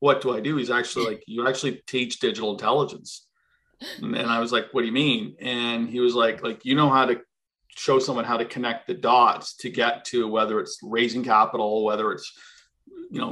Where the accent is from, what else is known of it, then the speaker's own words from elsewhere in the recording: East Coast, Canada; moved away; We're from the East Coast